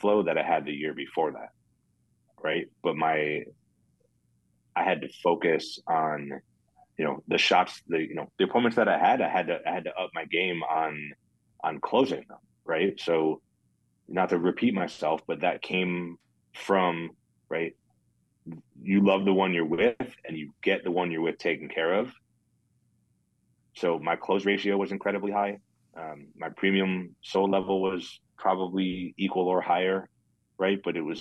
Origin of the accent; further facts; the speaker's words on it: Connecticut, United States; also born or lived in Florida; now in Dallas, United States; I grew up in Connecticut. I lived in Florida for a bunch of years. I've been in Dallas for 11 years now.